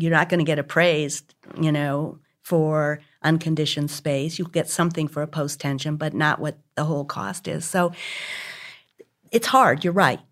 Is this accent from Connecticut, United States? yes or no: yes; Hartford, Connecticut, United States; now in Houston, United States; when I was about eleven, and growing up in Hartford, Connecticut, outside of Hartford